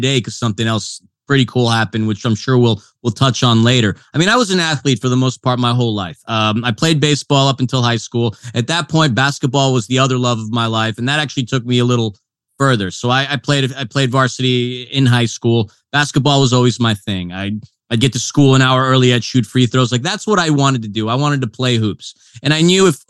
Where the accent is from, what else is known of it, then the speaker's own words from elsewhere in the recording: New York City, New York, United States; moved away as an adult; also born or lived in Manhattan, New York / West Coast; I'm born in Manhattan, raised in Queens.